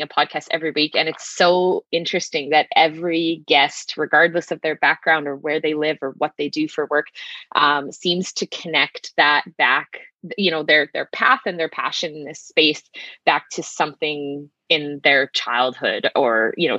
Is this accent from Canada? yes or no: yes; southeastern Saskatchewan, Canada; I grew up in a small town in southeastern Saskatchewan of about 400, just about 400 people.